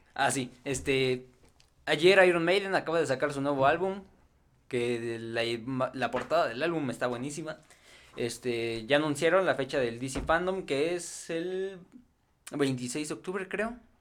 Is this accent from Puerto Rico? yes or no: no; Mexico; los que somos aquí de México